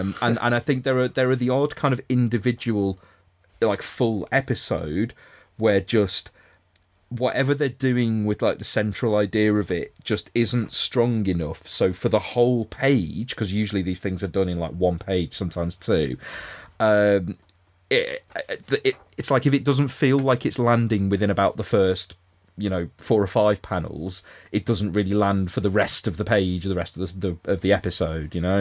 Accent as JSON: {"language": "English", "town": "Liverpool", "region": "North West England", "country": "United Kingdom", "said": "as a Scouser"}